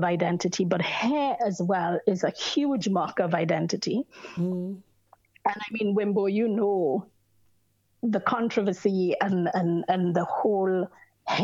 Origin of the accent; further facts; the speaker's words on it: St. Lucia; I was born on the island of St. Lucia